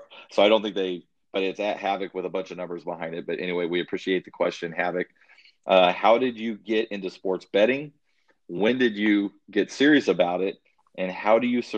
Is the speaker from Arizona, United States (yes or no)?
yes; Arizona, United States; I'm from Arizona, so we went to Phoenix Greyhound Park. I was 7 years old